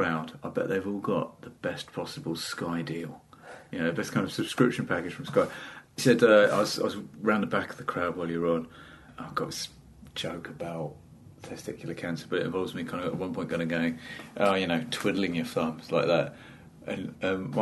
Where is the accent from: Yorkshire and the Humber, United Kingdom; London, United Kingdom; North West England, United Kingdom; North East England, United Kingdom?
London, United Kingdom; accent: fairly middle-class with flashes of South East London; I've got fairly middle-class accent with odd, tiny flashes of South East London